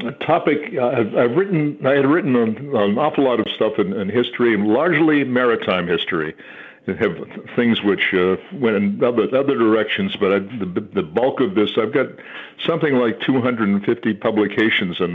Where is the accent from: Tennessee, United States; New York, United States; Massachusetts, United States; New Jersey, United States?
Massachusetts, United States; Gloucester; moved away as an adult; also born or lived in Kentucky; now in Connecticut, United States; I grew up in Gloucester, Mass., which is a seaport very near the ocean